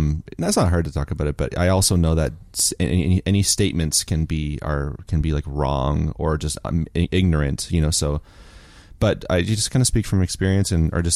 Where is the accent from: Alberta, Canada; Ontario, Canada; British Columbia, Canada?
Ontario, Canada; Chatham; born or raised there; moved away as an adult